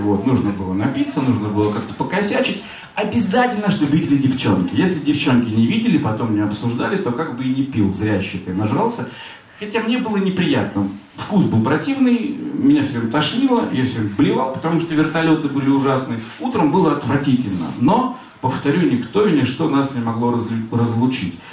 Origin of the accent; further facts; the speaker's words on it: Severodvinsk, Arkhangelsk Oblast, Russia; moved away; also born or lived in Saint Petersburg; Я же из Северодвинска приехал, а тут же Петербург.